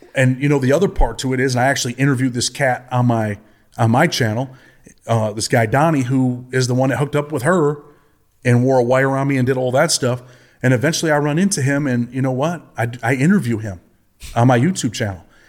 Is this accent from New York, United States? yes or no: yes; Rochester, New York, United States; I'm from Rochester, New York. My childhood was, uh, pretty much a single mother on welfare